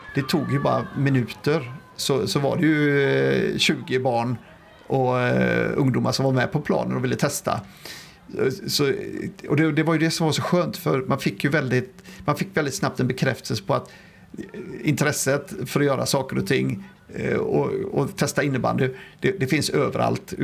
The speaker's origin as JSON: {"language": "Swedish", "town": "Gothenburg", "region": "Västra Götaland", "country": "Sweden", "tie": "born or raised there", "said": "det här är min hemstad och det är den stad man vill leva"}